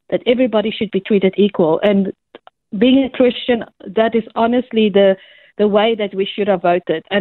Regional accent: South Africa; moved away as an adult; now in Australia; I come from a country, you can probably hear from my accent, but I come from a country that um, we had a referendum in the 90s, and one of the major problems in our country, I came from South Africa, was race.

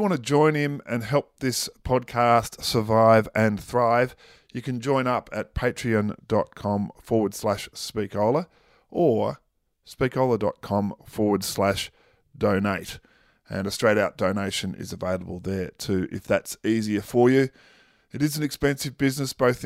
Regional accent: Victoria, Australia; my home state of Victoria

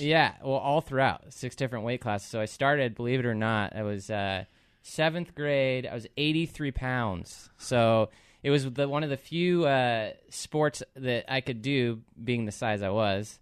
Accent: Puyallup, Washington, United States; also born or lived in Seattle; I grew up in Puyallup, um, was born in, born in Seattle and then moved down here when I was two and pretty much stayed around here

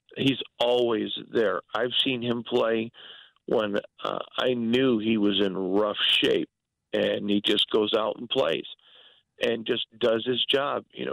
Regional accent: Michigan, United States; moved away as an adult; now in Las Vegas, United States; I'm from Michigan, from Michigan, so moved out here when the Raiders moved here

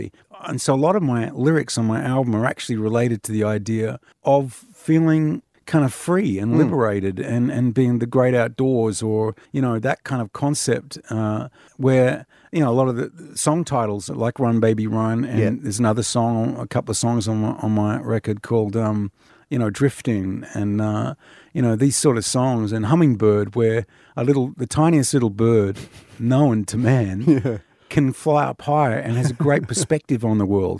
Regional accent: Cottesloe, Western Australia, Australia; born there; Well, I was born on Cottesloe Beach at the old women's hospital there.

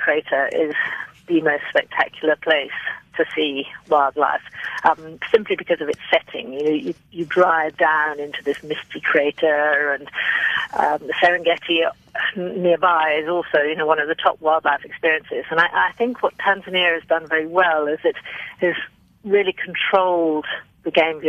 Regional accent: United Kingdom; moved away as an adult; now in South Africa; I'm actually British, and I came to South Africa 18 years ago

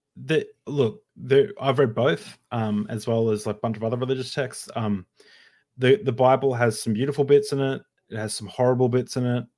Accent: Queensland, Australia; we're both from Queensland

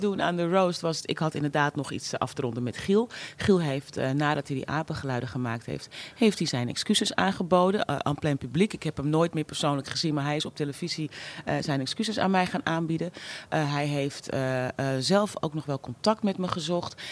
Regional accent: Amsterdam, North Holland, Netherlands; ik ben opgegroeid in Amsterdam-West

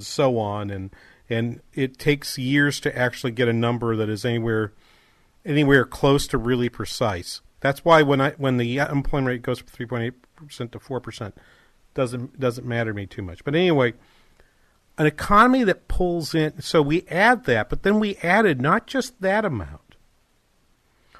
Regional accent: Manchester, New Hampshire, United States; now in Minnesota, United States; Uncle Gus was the one in Manchester where I grew up back in New Hampshire.

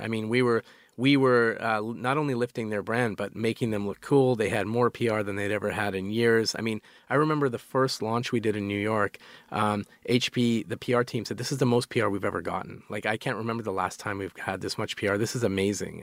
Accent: Calgary, Alberta, Canada; moved away; we grew up in Calgary, which is uh, it's it's sort of like a, a, cowboy town

